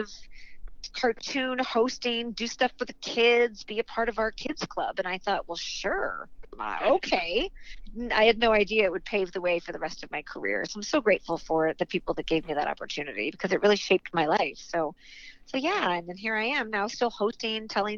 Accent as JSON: {"language": "English", "town": "St. Louis", "region": "Missouri", "country": "United States", "tie": "born or raised there", "moved": "yes", "said": "I grew up in St. Louis, Missouri"}